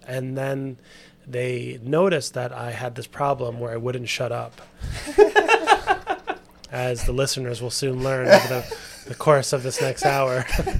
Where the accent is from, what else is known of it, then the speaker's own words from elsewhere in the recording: New York City, New York, United States; also born or lived in Westchester, New York / Savannah, Georgia; But I've lived in New York my whole life pretty much, except for going to school at SCAD. But so I grew up in New York, was very fortunate to have a creative family